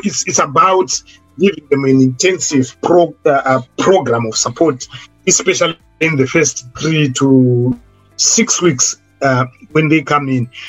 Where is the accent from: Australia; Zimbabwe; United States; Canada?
Zimbabwe; moved away as an adult; now in United Kingdom; I was coming from Zimbabwe as someone who claimed to be experienced because I'd worked in Zimbabwe